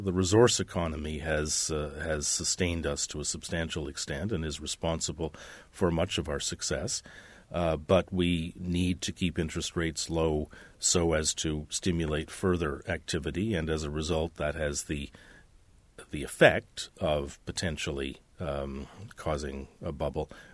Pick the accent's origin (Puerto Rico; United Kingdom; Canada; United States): Canada